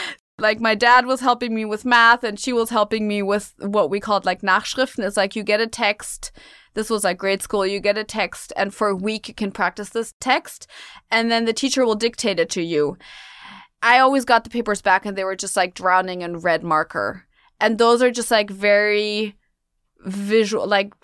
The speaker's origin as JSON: {"language": "English", "town": "Munich", "region": "Bavaria", "country": "Germany", "tie": "born or raised there", "moved": "yes", "lives_now": "New York City, United States", "said": "I was born and raised in Munich, Germany. I'm half American, though. My mom is American. And I'm now living in New York City again"}